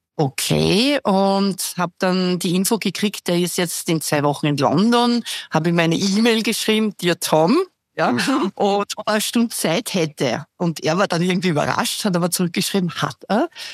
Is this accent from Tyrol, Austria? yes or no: no; Vienna, Austria; ich bin 58, bin Wienerin